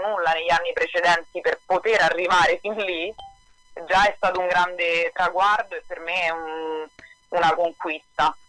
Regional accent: Italy; moved away as an adult; also born or lived in New York, United States

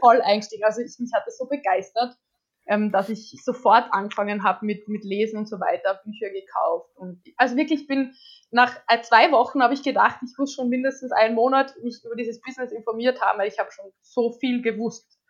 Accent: Austria; ich komme aus Österreich

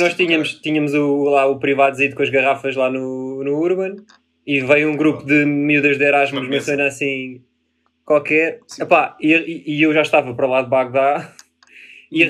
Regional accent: Póvoa de Santa Iria, Lisbon, Portugal; tenho 25 anos, venho da Pava Centuria

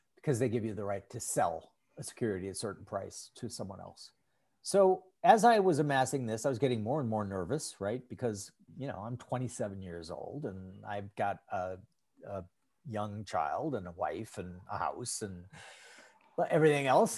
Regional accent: St. Paul, Minnesota, United States; I grew up in St. Paul, Minnesota

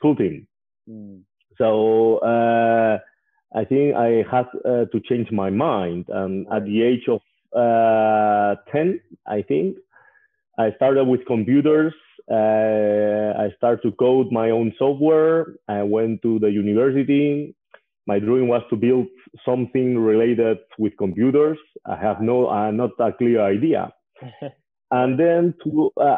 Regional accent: Figueres, Catalonia, Spain; English is a second language; I was born and raised in Spain. I'm from a small town called Figueras.

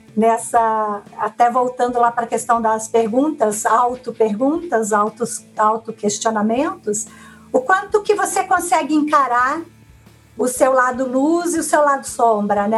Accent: Minas Gerais, Brazil; moved away; sou mineira do interior, de uma família relativamente grande

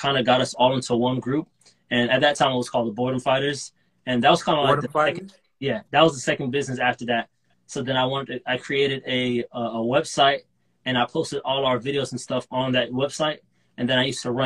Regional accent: Dubai, United Arab Emirates; moved away as an adult; now in United States; I'm from Dubai, UAE. I went over there to do school, and then I moved over to the United States to start college at Florida Atlantic University

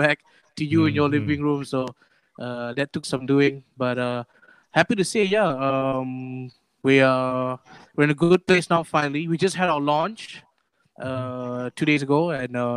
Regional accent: Kuala Lumpur, Malaysia; I'm from Kepong, Jesus Caritas. Been going there since I was 5

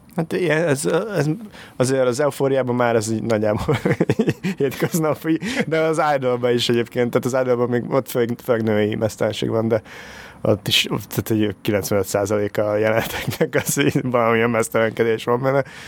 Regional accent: Hungary; accent: Eastern European; egy kelet-európai akcentus, az annyira fura, tehát, hogy az, hogy én mondjuk, én nekem nincs akkora akcentusom, de azért van egy kis akcentusom

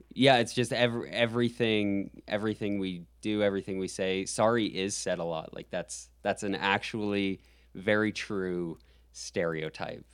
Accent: Calgary, Alberta, Canada; now in United States; I love my hometown. I just say the Calgary Flames

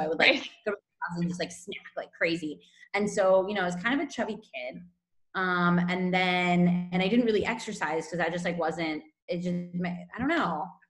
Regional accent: California, United States; moved away as an adult; now in Barcelona, Spain; I'm from California originally, and I've been in Spain for about six years

